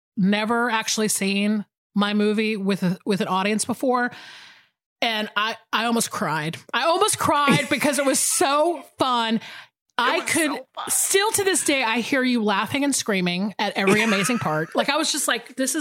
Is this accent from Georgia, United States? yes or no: yes; Georgia, United States; I'm back in Georgia